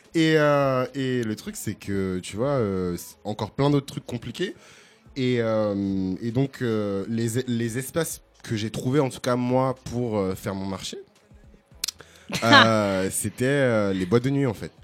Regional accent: Bordeaux, Nouvelle-Aquitaine, France; now in Paris, France; j'ai grandi à Bordeaux

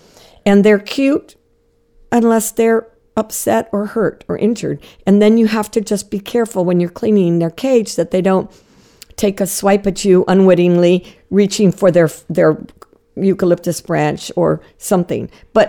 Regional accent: Jensen Beach, Florida, United States; I grew up in Florida in a small town called Jensen Beach, which is about 100 miles north of Miami.

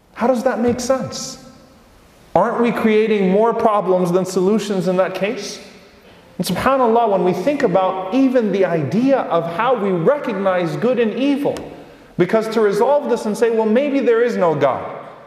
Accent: United States; the privilege that we've had as American Muslims this entire time

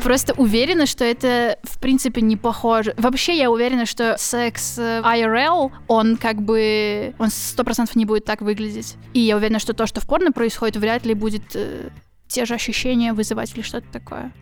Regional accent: Kyiv, Ukraine; я из Киева.

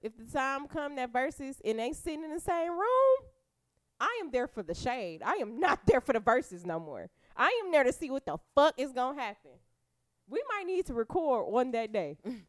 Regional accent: Detroit, Michigan, United States; feel like because I'm from Detroit, I'm supposed to go with … because … is kind of basically from here.

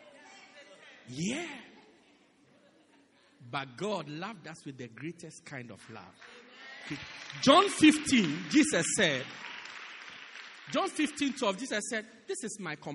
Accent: South Africa; moved away

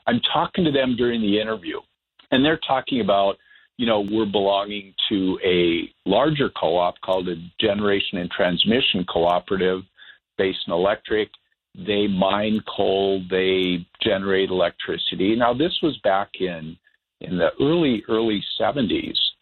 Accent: Bismarck, North Dakota, United States; my hometown of Bismarck

